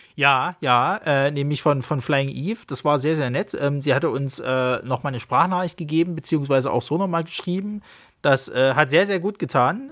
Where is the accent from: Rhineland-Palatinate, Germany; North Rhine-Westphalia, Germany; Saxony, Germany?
Saxony, Germany; accent: Saxon; wegen meinem tollen sächsischen Dialekt